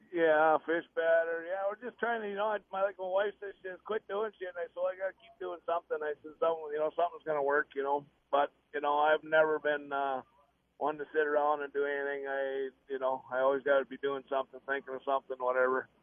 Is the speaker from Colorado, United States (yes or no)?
no; Minnesota, United States; I grew up in Gull Lake